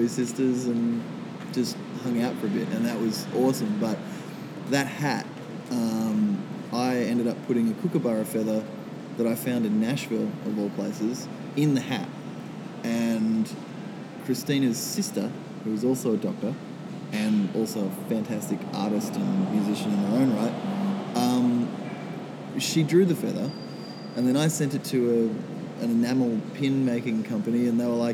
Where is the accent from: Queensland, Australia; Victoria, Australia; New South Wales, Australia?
New South Wales, Australia; Minnamurra, near Kiama; Minamara, which is down near Kiama. It's about 2 hours south of Sydney, and that's kind of where I have grown up the last 10 years or so.